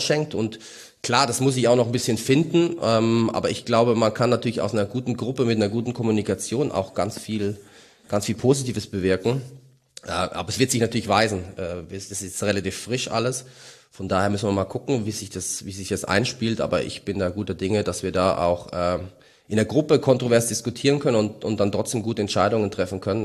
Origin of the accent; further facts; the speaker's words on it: Mainz, Rhineland-Palatinate, Germany; als Mainzer